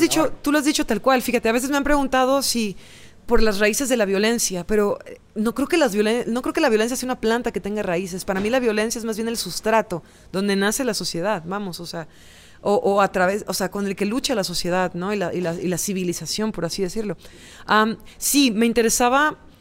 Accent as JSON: {"language": "Spanish", "region": "Veracruz", "country": "Mexico", "tie": "born or raised there", "said": "la ciudad donde yo nací crecí, que se llama, es el puerto de Veracruz"}